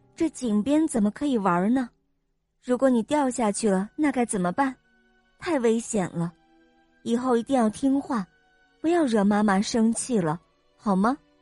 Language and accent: Chinese; Wuhan, Hubei, China; 我来自湖北武汉